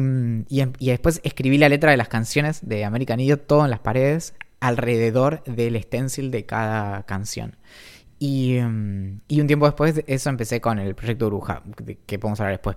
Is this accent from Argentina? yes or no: yes; Bariloche, Río Negro, Argentina; creciendo en Bariloche